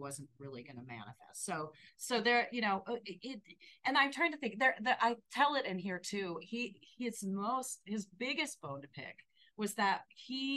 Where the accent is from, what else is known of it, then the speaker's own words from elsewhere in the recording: Ohio, United States; moved away as an adult; also born or lived in the American West; I grew up in Ohio and then moved to I moved out west when I was 18.